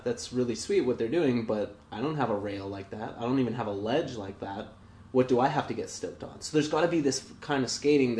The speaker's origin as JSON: {"language": "English", "town": "Kamloops", "region": "British Columbia", "country": "Canada", "tie": "born or raised there", "said": "I grew up in Kamloops"}